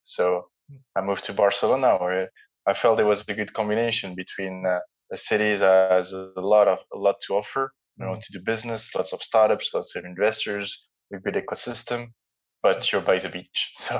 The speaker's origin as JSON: {"language": "English", "country": "Jordan", "tie": "born or raised there", "also_born_or_lived": "France / Netherlands", "moved": "yes", "lives_now": "London, United Kingdom", "said": "I grew up partly in Jordan, so in Middle East. So I spent 4 years when I was younger."}